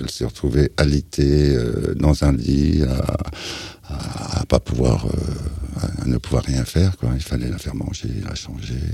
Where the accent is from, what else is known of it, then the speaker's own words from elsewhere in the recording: Luxeuil-les-Bains, Bourgogne-Franche-Comté, France; born there; also born or lived in Germany; Je suis né euh, à Luxeuil-les-Bains, Haute-Saône, mais j'ai jamais mis les pieds. Je suis parti dans un berceau. J'ai appris à marcher en Allemagne.